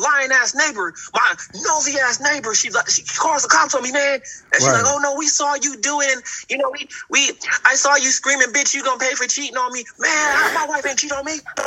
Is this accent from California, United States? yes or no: yes; Oakland, California, United States; moved away; I come from Oakland